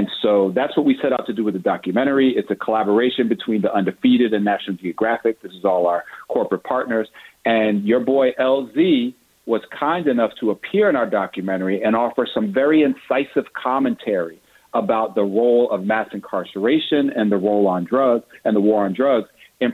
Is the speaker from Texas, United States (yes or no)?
no; New York City, New York, United States; I'm from Brooklyn